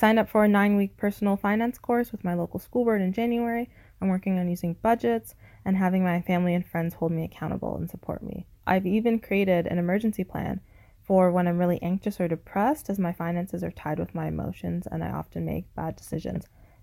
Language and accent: English; Toronto, Ontario, Canada; I'm 26 and I'm from Toronto, Canada